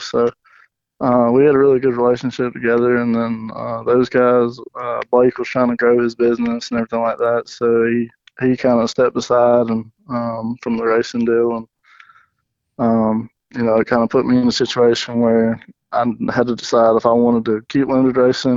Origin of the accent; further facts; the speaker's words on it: Commerce, Georgia, United States; I'm from Commerce, Georgia, which is about 20 minutes north of Athens